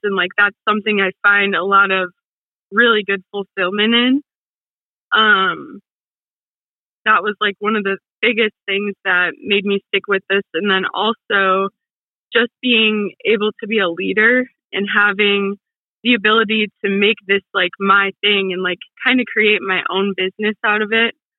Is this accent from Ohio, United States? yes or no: yes; Toledo, Ohio, United States; also born or lived in Cincinnati, Ohio; I am from Ohio, the Toledo area over in Ohio